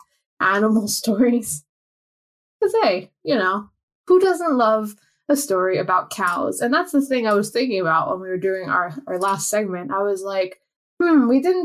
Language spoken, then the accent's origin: English; United States; moved away; the American on this podcast